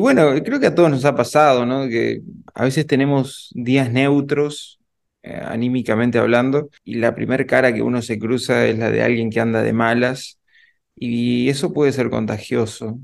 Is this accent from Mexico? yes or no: no; Uruguay; yo soy de Uruguay